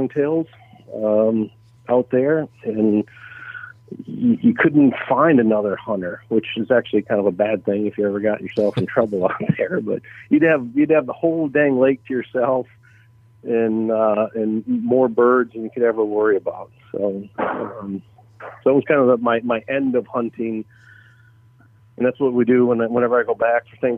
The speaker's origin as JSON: {"language": "English", "town": "Saginaw", "region": "Michigan", "country": "United States", "tie": "born or raised there", "said": "I was born and raised in Saginaw, Michigan, kind of right at the bottom of Lake Huron, Saginaw Bay"}